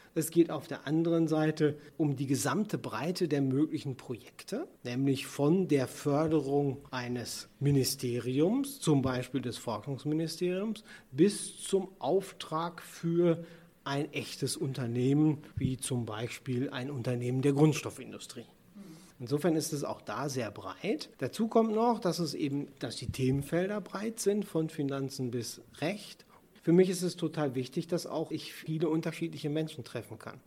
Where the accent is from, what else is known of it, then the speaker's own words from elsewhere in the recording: Sauerland, North Rhine-Westphalia, Germany; also born or lived in Bonn / Ruhr area; now in near Bonn, Germany; ich ja eigentlich gebürtiger Sauerländer bin